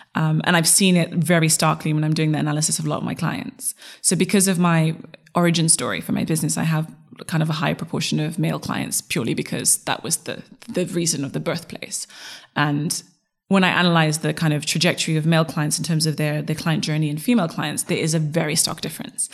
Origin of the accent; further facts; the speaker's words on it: Zimbabwe; also born or lived in United States / Europe; now in England; my father is Dominican, my mother is Zulu, and then I grew up in Zimbabwe